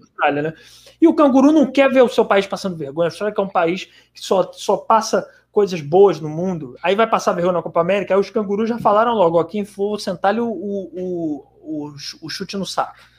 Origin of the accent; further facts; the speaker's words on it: Brazil; a gente é brasileiro